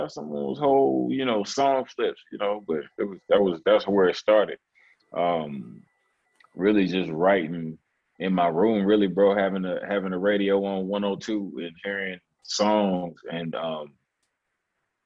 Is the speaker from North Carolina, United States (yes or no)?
yes; Reidsville, North Carolina, United States; I'm from Reeville, North Carolina, little town, 336, your hometown